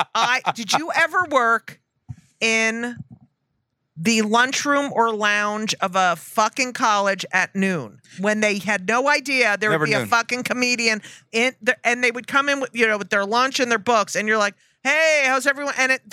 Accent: New Jersey, United States; I'm from New Jersey.

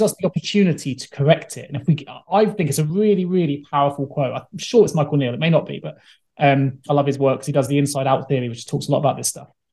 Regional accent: England, United Kingdom; we're English

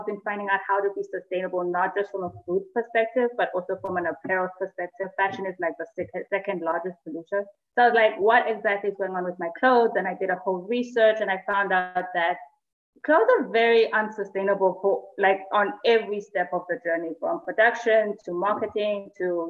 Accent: Eswatini; I'm from Swaziland

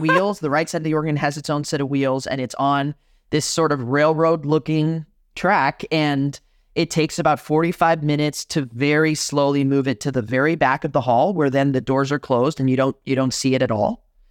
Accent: Miami, Florida, United States; born or raised there; moved away as an adult; now in Madison, United States

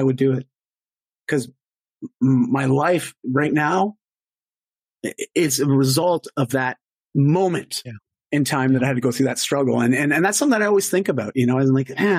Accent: Canada; I'm Canadian

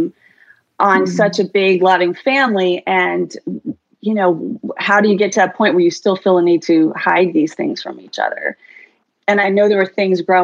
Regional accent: New York City, New York, United States; also born or lived in Bronx, New York; now in Bend, Oregon, United States; I was born in the Bronx, but grew up for the most part on the Upper East Side

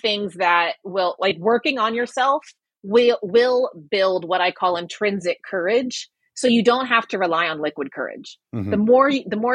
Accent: Waco, Texas, United States; now in New York City, United States; I grew up in Waco, Texas

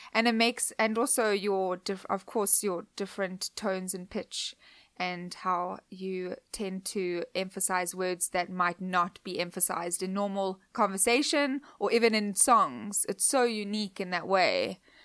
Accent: Cape Town, Western Cape, South Africa; moved away; Cape Town, where I grew up

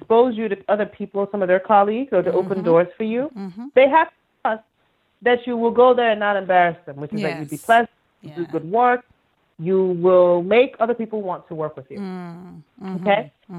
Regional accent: Iowa, United States; So when we were younger, I grew up in Iowa, okay?

